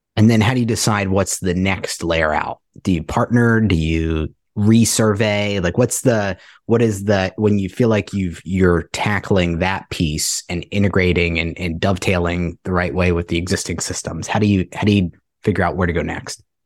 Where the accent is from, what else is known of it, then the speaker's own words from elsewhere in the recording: Ohio, United States; I'm from Ohio and, uh, Cincinnati, Columbus as well, where I'm from